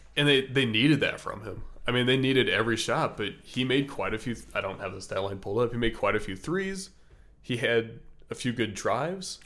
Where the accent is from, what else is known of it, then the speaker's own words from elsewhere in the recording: Des Moines, Iowa, United States; now in Atlanta, United States; I grew up in Des Moines, as Matt said, and moved to Atlanta